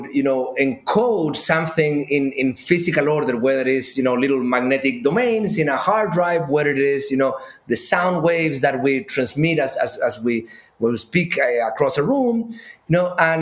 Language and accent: English; Chile; moved away; I grew up in Chile